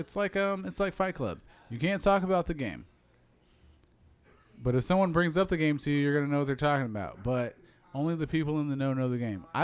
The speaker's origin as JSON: {"language": "English", "region": "Iowa", "country": "United States", "said": "I'm from Iowa"}